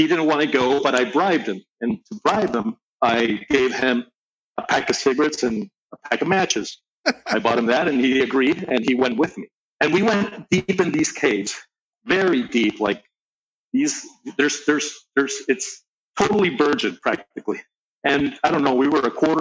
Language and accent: English; Venezuela; also born or lived in Caracas, Venezuela / Valencia, Venezuela; I grew up in, between two cities in Venezuela, between Caracas and Valencia